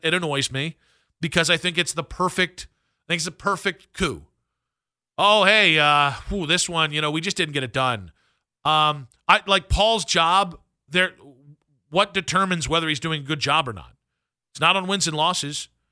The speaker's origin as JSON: {"language": "English", "area": "Medina County", "region": "Ohio", "country": "United States", "tie": "born or raised there", "said": "I grew up in Medina County"}